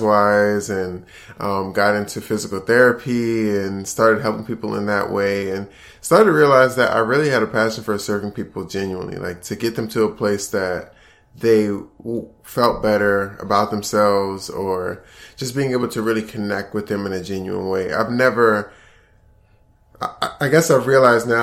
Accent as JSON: {"language": "English", "area": "Prince George's County", "region": "Maryland", "country": "United States", "tie": "born or raised there", "moved": "as an adult", "lives_now": "Atlanta, United States", "said": "I'm originally from Maryland, right outside of D.C. And I grew up in Prince George's County"}